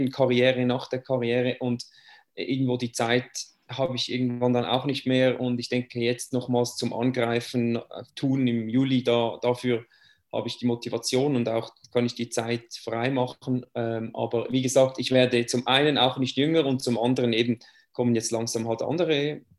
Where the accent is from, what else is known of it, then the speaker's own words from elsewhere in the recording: Switzerland; Ja, den Namen sage ich jetzt nicht mehr … Ich komme aus der Schweiz. Äh, das muss ich wohl nicht erklären, das hört man ja ähm, ein bisschen.